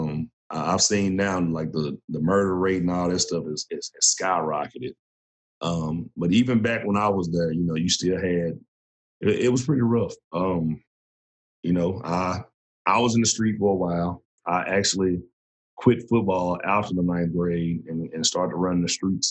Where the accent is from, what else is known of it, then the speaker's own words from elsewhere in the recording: Texarkana, Arkansas, United States; moved away as an adult; also born or lived in Houston, Texas; now in Sherman, United States; originally I was born and raised in Mandeville, Arkansas, which is still a part of Texarkana